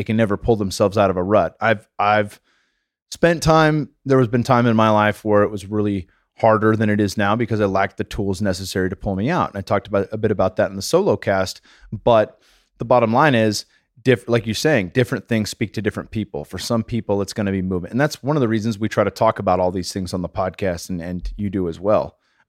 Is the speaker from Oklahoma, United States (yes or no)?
no; California, United States; So I'm from the Bay Area. I'm allowed to say this.